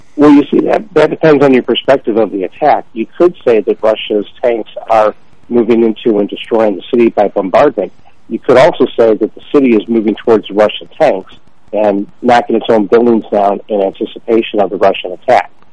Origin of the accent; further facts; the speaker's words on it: Toronto, Ontario, Canada; I was born in Toronto